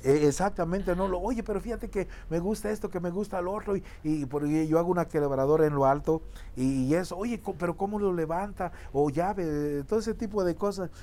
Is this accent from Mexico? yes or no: yes; Zacualco de Torres, Jalisco, Mexico; Yo soy de, un rancho que se llama La Caguayana, de Zacualco de Torres, Jalisco